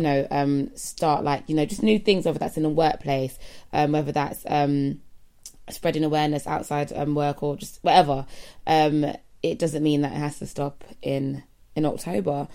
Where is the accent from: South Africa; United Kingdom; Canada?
United Kingdom; we are British, yeah, so British